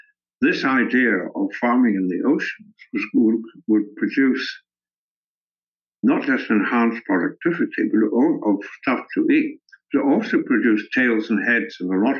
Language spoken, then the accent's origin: English; Scotland, United Kingdom; moved away; also born or lived in Africa / Edinburgh; I was at school at a monastery in the north of Scotland